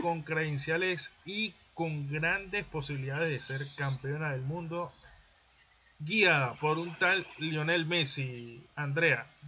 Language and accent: Spanish; Venezuela; now in Lima, Peru; nosotros como venezolanos